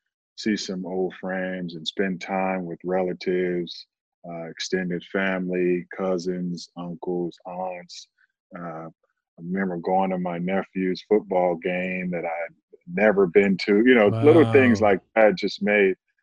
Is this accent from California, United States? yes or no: yes; Oakland, California, United States; moved away as an adult; also born or lived in Indiana; I recently moved back to my hometown of Oakland, California.